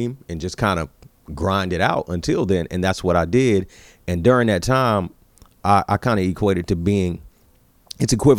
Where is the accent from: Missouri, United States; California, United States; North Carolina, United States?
North Carolina, United States; Greenville; moved away; I lived in Greenville, North Carolina back then. Yeah. So that's my hometown.